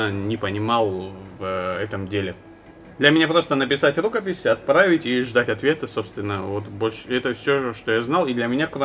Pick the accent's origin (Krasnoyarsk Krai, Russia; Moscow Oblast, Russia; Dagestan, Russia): Dagestan, Russia; Makhachkala; Я из Махачкалы.